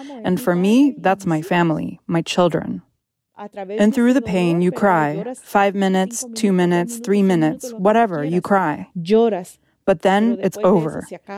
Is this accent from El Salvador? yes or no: yes; El Salvador; English is a second language; I grew up in El Salvador, and in El Salvador, they say what happens when you cross the threshold of your house stays inside your house.